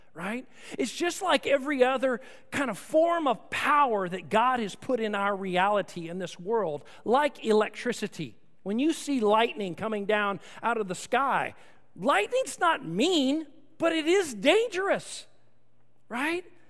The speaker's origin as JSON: {"language": "English", "town": "Austin", "region": "Texas", "country": "United States", "tie": "born or raised there", "said": "I grew up in Austin, Texas"}